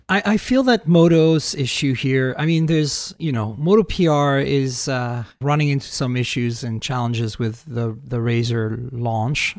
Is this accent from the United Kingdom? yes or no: no; Canada; I'm Canadian